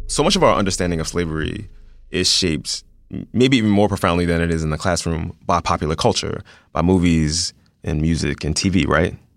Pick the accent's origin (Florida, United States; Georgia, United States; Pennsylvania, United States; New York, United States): Pennsylvania, United States; Philadelphia; I went to an all-black elementary school. All of my teachers were black. I'm from South Philadelphia